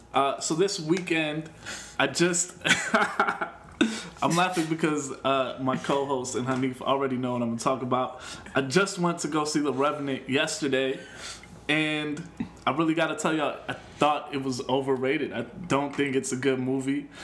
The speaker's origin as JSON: {"language": "English", "town": "Chicago", "region": "Illinois", "country": "United States", "said": "I'm from Chicago."}